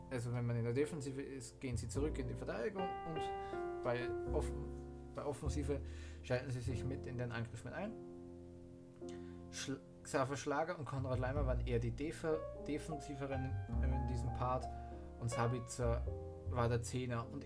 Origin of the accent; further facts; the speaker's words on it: Austria; ich bin ja ein Austrian Man, ich komme aus Österreich